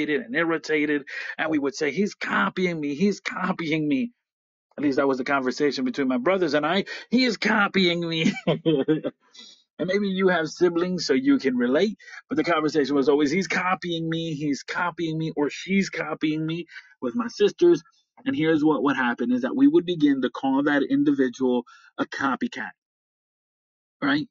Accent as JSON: {"language": "English", "region": "upstate New York", "country": "United States", "said": "I am from upstate New York"}